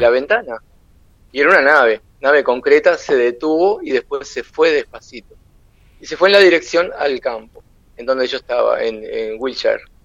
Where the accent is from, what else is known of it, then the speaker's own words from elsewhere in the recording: Uruguay; yo soy uruguayo